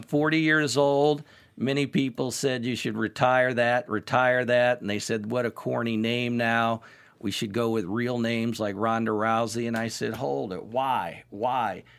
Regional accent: Indianapolis, Indiana, United States; I'm from Indianapolis

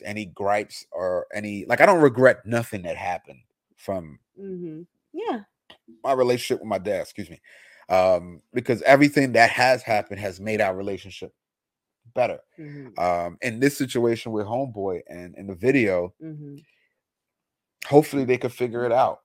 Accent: United States; I grew up in America

